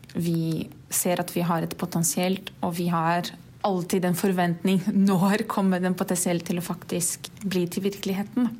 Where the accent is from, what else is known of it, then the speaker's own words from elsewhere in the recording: Brazil; Norwegian is a second language; moved away as an adult; now in Norway; Jeg er fra Brasil, har bodd her i Norge litt over to år.